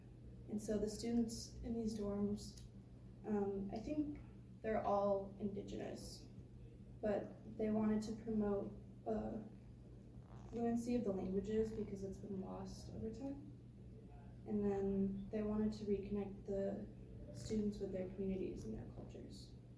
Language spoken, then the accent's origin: English; Eden Prairie, Minnesota, United States; I grew up in the Midwest in a city called Eden Prairie in Minnesota. It's about 10 or 15 minutes outside of Minneapolis, if you know where that is. So Eden Prairie is located on Dakota lands.